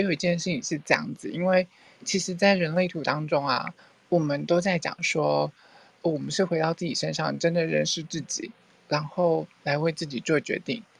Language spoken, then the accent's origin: Chinese; Thailand; Chinese is a second language; 好，其实我是泰国人，